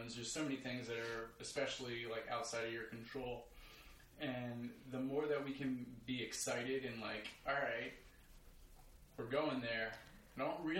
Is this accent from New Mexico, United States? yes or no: no; Baton Rouge, Louisiana, United States; I grew up in Baton Rouge, Louisiana